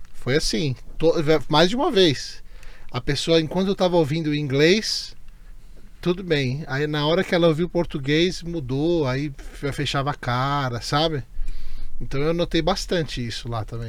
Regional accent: Brazil; se eu sou brasileiro

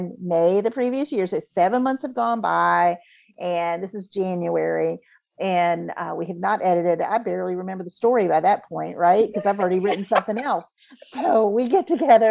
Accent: Virginia Beach, Virginia, United States; also born or lived in North Carolina / Patrick Springs, Virginia; I was born and raised in Virginia Beach with Norfolk and Oceana.

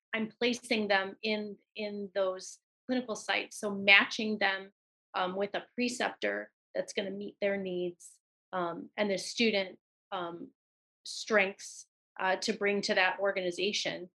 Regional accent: Benton Harbor, Michigan, United States; moved away; I'm from Benton Harbor, Michigan originally.

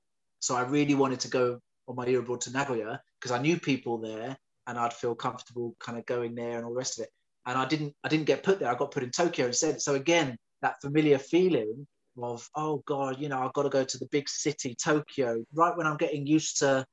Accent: London, United Kingdom; But being a Londoner, I just wanted to stay in London.

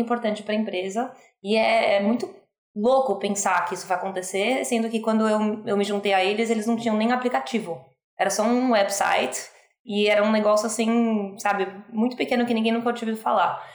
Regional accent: Brazil; moved away as an adult; now in United States; eu sou brasileira, mas eu falo um português horrível. Eu moro nos Estados Unidos há 15 anos

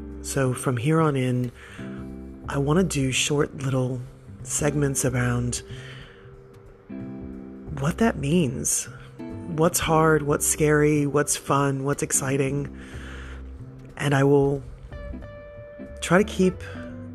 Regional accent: United States; moved away as an adult; now in Australia; I'm the girl from America who's been in Australia for a very long time

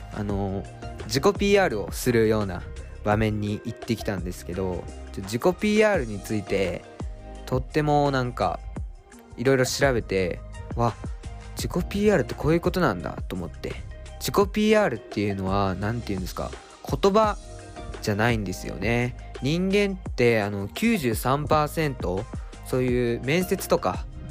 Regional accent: Japan; moved away as an adult; now in Tokyo, Japan; 僕が島からね上京してきて都内で大学生をやっている

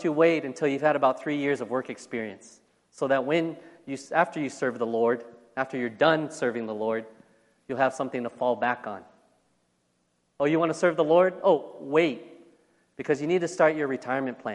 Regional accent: United States; I am American

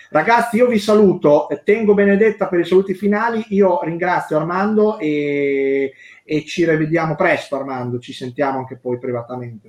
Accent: Emilia-Romagna, Italy; sono romagnolo

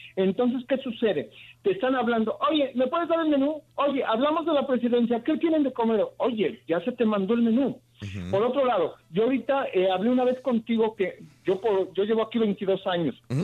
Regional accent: Mexico

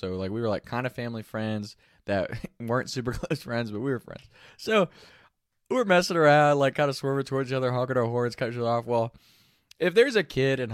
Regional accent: Northern Kentucky, United States; We grew up around Northern Kentucky area

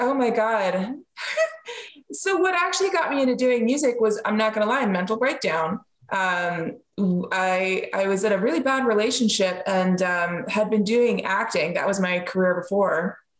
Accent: Pennsylvania, United States; Because neither of my parents are from Pennsylvania.

